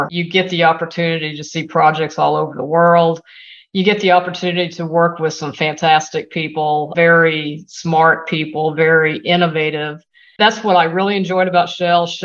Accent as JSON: {"language": "English", "town": "Whittier", "region": "California", "country": "United States", "tie": "born or raised there", "also_born_or_lived": "Texas / New Orleans", "said": "So I was born in Texas, lived at a young age in Texas, don't remember. We moved to California, lived just outside of LA in a small community called Whittier."}